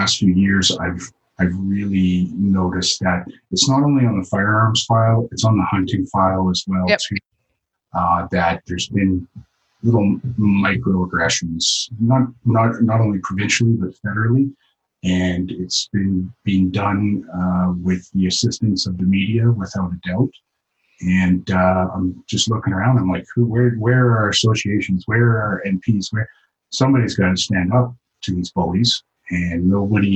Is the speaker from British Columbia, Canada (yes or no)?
no; Yukon, Canada; I was born and raised in the Yukon, spent the majority of my life up here